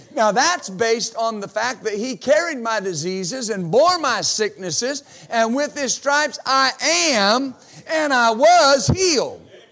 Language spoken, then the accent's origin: English; United States; I exercise my right as an American